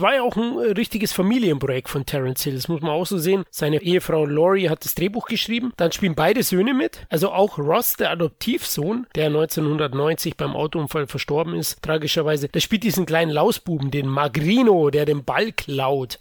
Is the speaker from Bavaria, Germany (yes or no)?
yes; Bavaria, Germany; als Bayer